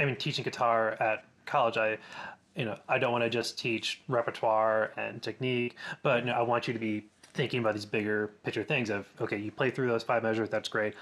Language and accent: English; Rochester, New York, United States; moved away; also born or lived in Ithaca, New York; I growing up in Rochester, I was really lucky